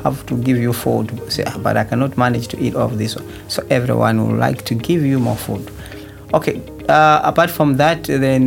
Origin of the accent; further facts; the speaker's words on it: Malawi; moved away as an adult; now in Sweden; I'm coming from Malawi